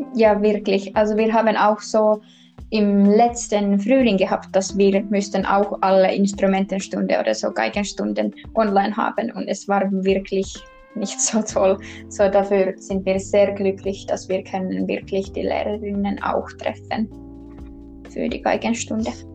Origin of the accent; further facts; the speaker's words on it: Kotka, Kymenlaakso, Finland; German is a second language; moved away as an adult; now in Tampere, Finland; eigentlich in Finnland komme ich aus Kotka und Kotka liegt ganz im Süden